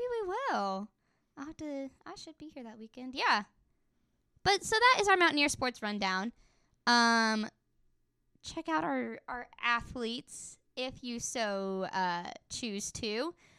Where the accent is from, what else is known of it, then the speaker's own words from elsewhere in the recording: Elkins, West Virginia, United States; I'm from Elkins